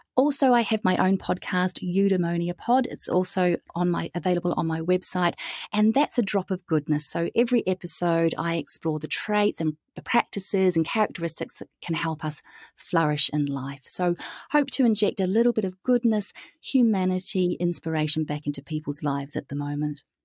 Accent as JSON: {"language": "English", "country": "New Zealand", "tie": "born or raised there", "also_born_or_lived": "Europe / Southeast Asia / Pacific", "moved": "as an adult", "said": "I am born and raised in New Zealand, hence the funny accent"}